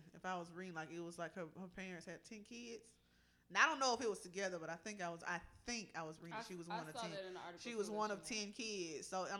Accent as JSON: {"language": "English", "region": "the South", "country": "United States", "said": "I'm from the South."}